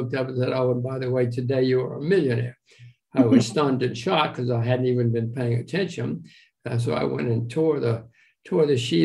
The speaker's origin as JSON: {"language": "English", "region": "Alabama", "country": "United States", "tie": "born or raised there", "said": "I grew up in the backwoods of Alabama"}